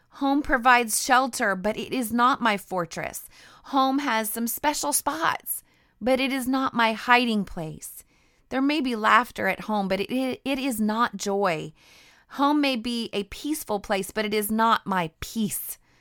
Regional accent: Idaho, United States; also born or lived in the South (US); now in the South, United States; I grew up in Idaho near the mountains, and I am definitely a mountain girl.

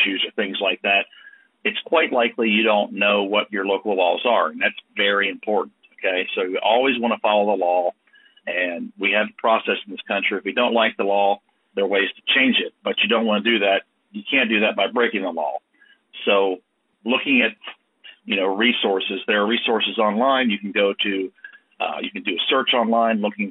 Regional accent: United States

